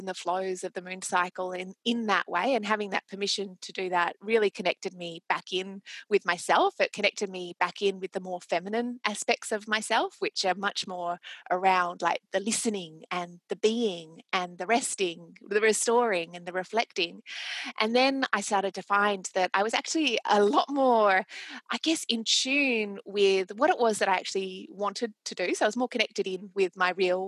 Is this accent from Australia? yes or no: yes; Australia; accent: Australian; And I'm Australian, as you can probably tell from my accent